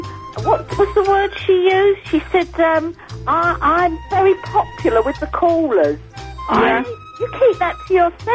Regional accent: Cockfosters, London, United Kingdom; from Cockfosters.

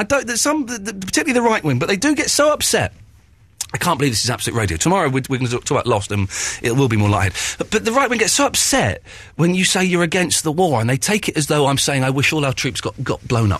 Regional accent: England, United Kingdom; you said that I wasn't allowed to say whether you had a Scottish accent or not because I'm English.

